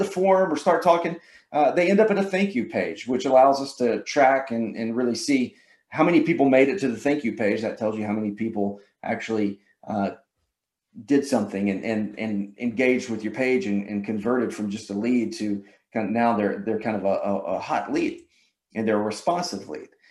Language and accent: English; Georgia, United States; Can y'all tell I'm from Georgia?